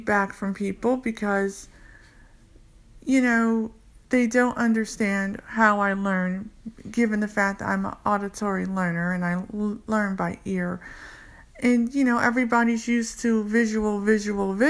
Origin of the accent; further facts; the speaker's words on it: United States; I'm from the United States